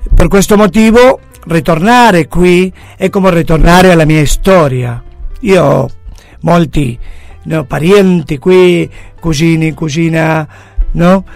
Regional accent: Buenos Aires, Argentina; Italian is a second language; also born or lived in Mar del Plata, Argentina; yo io sono nato a Buenos Aires, como te he dicho... ma el, el, el arrivo o aver eh, trasferito a Mar del Plata

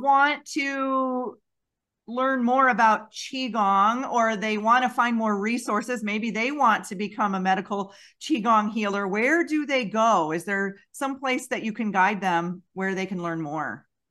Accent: Western New York, United States; I grew up in Western New York, not far from that area

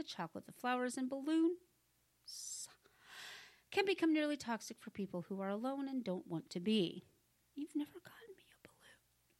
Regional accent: Washington, United States; growing up in Washington State

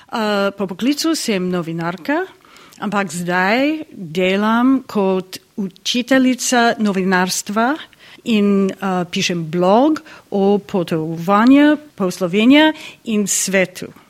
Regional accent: Florida, United States; Slovenian is a second language; iz Amerike, iz eh, Floride.

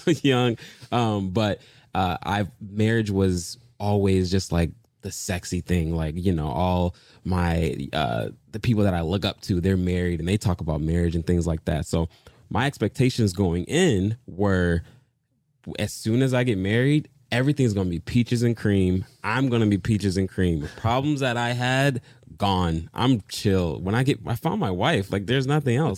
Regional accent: Detroit, Michigan, United States; moved away; also born or lived in Dallas / Los Angeles / New York City; I am originally from Detroit, Michigan

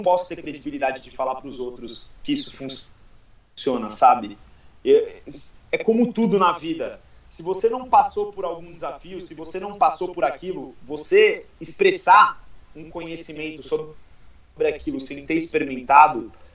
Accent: Guarujá, São Paulo, Brazil; Eu, eu sou do Guarujá

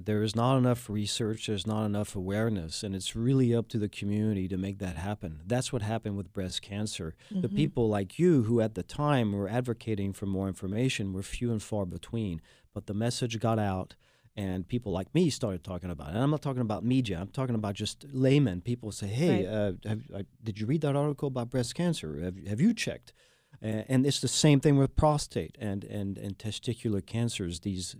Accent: France; now in Houston, United States; I am the Texan from France, and this has been Houston, PA, Houston's public affairs show, Houston Strong.

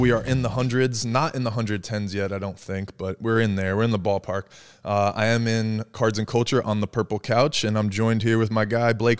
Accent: New Jersey, United States; But I came from New Jersey, and I came down here

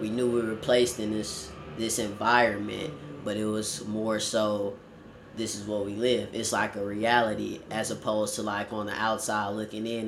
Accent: Warner Robins, Georgia, United States; also born or lived in Los Angeles, California; I was born here in Los Angeles, California, but then later moved and was raised in Warner Robins, Georgia

